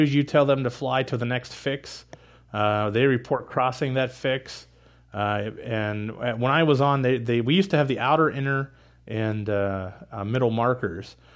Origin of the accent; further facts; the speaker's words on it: Pittsburgh, Pennsylvania, United States; moved away as an adult; also born or lived in Indianapolis, Indiana / Elkhart, Indiana; I was born and raised in Pittsburgh